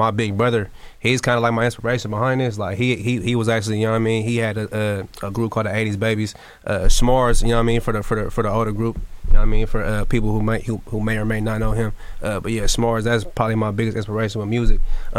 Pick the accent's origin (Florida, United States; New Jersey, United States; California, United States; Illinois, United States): California, United States; Sacramento; I'm from South Sacramento.